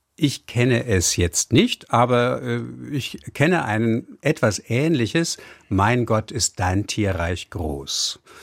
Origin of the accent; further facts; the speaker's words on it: Hamburg, Germany; ich bin ja auch gebürtiger Hamburger